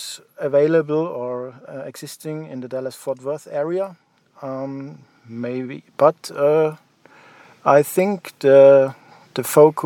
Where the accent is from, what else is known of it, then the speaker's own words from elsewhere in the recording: Graz, Styria, Austria; I'm from Austria, from the city of Graz